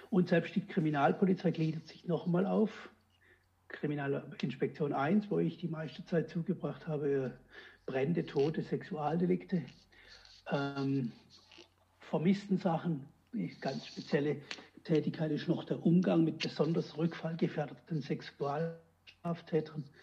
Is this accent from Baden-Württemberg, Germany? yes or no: yes; Baden-Württemberg, Germany; ich komme aus dem Hochschwarzwald, war in Lahr in der Ausbildung zwei Jahre.